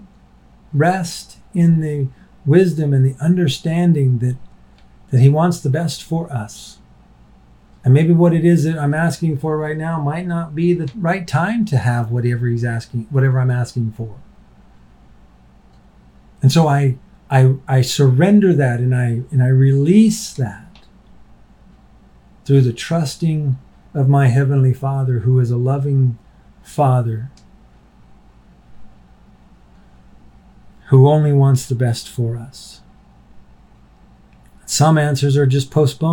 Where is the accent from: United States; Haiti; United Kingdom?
United States; as an American